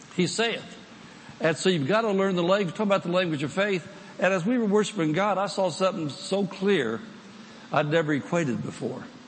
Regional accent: United States; I'm from the United States

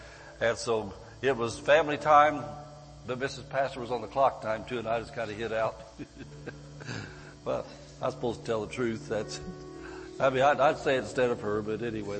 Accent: Barstow, California, United States; I'm from Barstow, California

